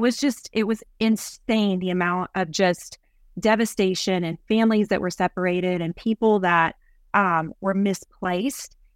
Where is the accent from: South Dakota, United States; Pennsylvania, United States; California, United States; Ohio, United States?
Ohio, United States; Columbus; moved away as an adult; also born or lived in Baton Rouge, Louisiana; now in East Texas, United States; I grew up in Columbus, Ohio